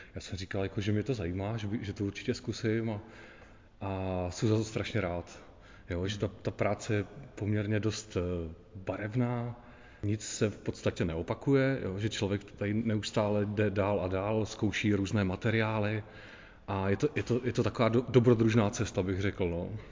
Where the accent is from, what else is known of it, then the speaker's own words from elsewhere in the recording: Zlín, Zlín Region, Czechia; po těch 42 letech, co tady žiju